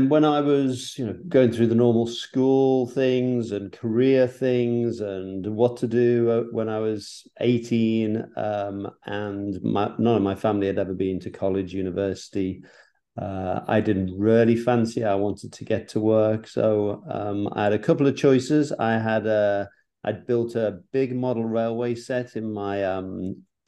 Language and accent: English; Liverpool, North West England, United Kingdom; moved away as an adult; also born or lived in London; now in New York, United States; I was brought up in Liverpool